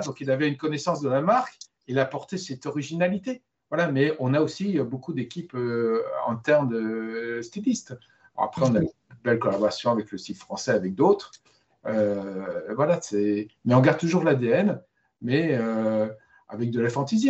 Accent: Normandy, France; je suis normand

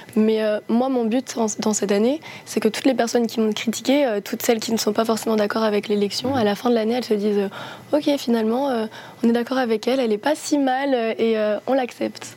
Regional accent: Nord-Pas-de-Calais, Hauts-de-France, France; on vient du Nord-Pas-de-Calais

